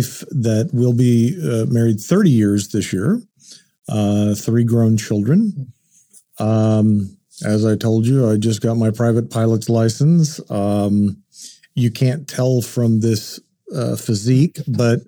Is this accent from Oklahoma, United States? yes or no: yes; Enid, Oklahoma, United States; also born or lived in Shawnee, Oklahoma; lived in Oklahoma all my life. I was born in Shawnee, raised in Enid